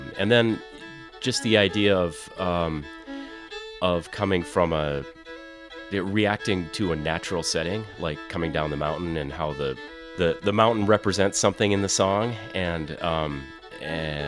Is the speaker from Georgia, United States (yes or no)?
no; Minnesota, United States; I grew up in Minnesota.